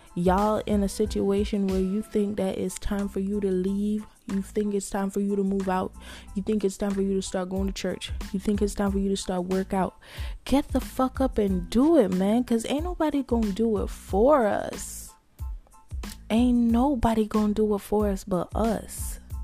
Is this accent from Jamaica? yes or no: yes; Jamaica; I'm Jamaican.